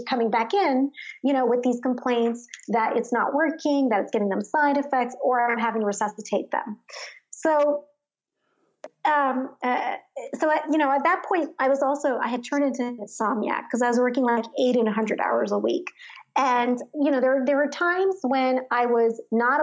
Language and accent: English; Jersey City, New Jersey, United States; also born or lived in Chatham, New Jersey; I grew up in Jersey City, New Jersey, which was, you know, a community of low to middle class immigrants, essentially